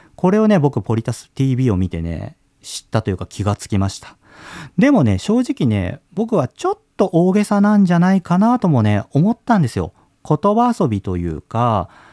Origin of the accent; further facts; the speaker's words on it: Kagoshima, Japan; moved away; 小さい頃鹿児島に住んでてさ